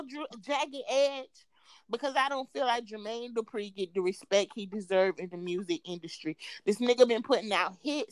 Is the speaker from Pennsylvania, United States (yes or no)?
no; Florida, United States; I'm from Florida